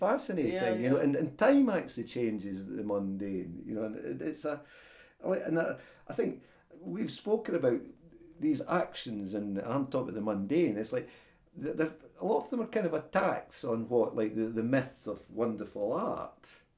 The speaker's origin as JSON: {"language": "English", "region": "London", "country": "United Kingdom", "tie": "born there", "said": "like I was born in London, and after 40 years in London, people say, well, should I go home?"}